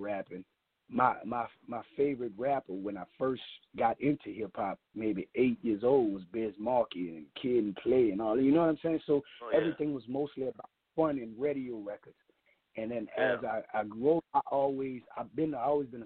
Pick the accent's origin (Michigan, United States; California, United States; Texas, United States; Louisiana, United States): Louisiana, United States; New Orleans; I'm from the West Bank